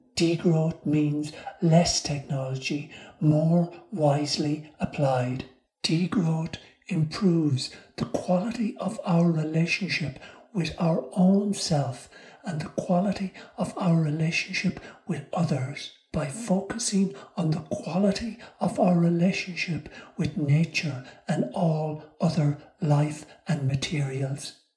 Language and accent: English; Ireland; the community I grew up in in Ireland